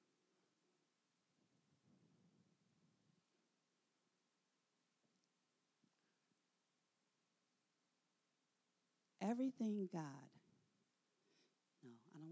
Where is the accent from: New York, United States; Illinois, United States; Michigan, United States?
Michigan, United States; moved away; I'm from Michigan.